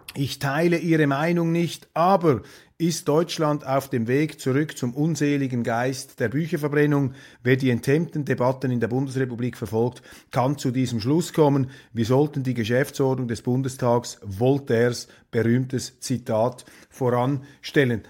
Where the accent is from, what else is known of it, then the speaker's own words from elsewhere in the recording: Switzerland; Für mich als Schweizer